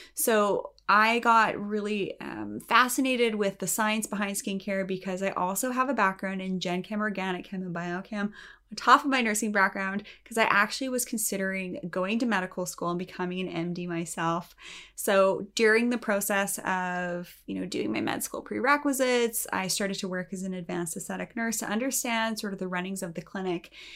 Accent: Canada; I'm Canadian, and in Canada, we are a little bit more conservative

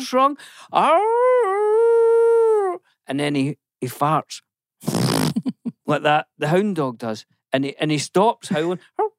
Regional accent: Scotland, United Kingdom; I'm from Old Scotland.

